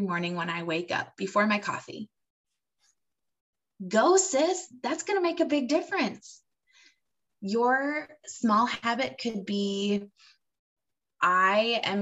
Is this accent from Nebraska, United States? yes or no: no; Michigan, United States; now in Florida, United States; I grew up in Michigan, which is not Alaska